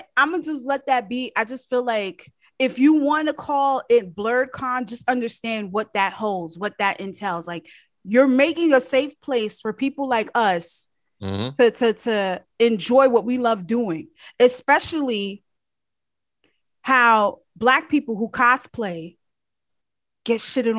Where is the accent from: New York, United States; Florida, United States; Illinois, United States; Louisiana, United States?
New York, United States; I'm from New York.